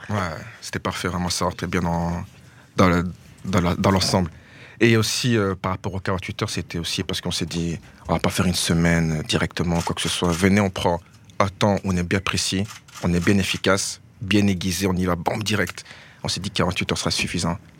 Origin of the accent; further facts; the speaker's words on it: Verviers, Wallonia, Belgium; chez nous à Verviers